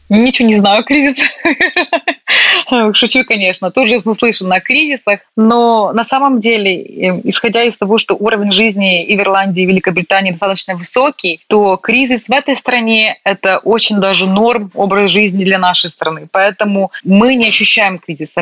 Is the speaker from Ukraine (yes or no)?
yes; Ukraine; moved away as an adult; also born or lived in Northern Ireland; now in Belfast, United Kingdom; Мне просто комфортно было в какой-то момент жить в Украине, и в какой-то момент приехала сюда